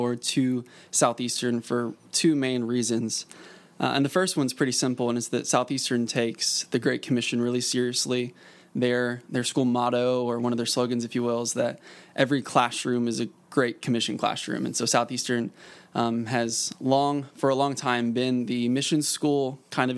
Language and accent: English; Springfield, Missouri, United States; I grew up in Springfield, Missouri